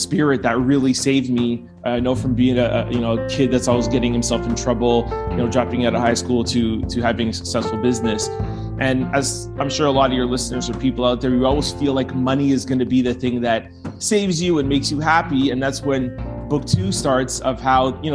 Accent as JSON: {"language": "English", "town": "Montreal", "region": "Quebec", "country": "Canada", "tie": "born or raised there", "said": "I was born and raised in Montreal"}